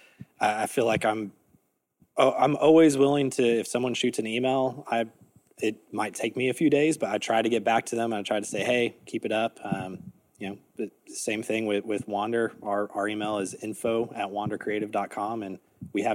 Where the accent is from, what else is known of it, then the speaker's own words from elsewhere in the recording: Texas, United States; I grew up in Texas